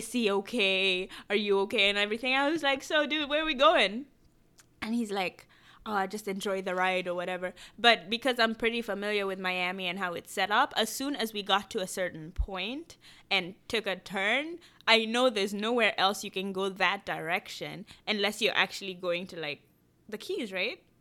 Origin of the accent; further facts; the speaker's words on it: Kenya; moved away; I grew up in Kenya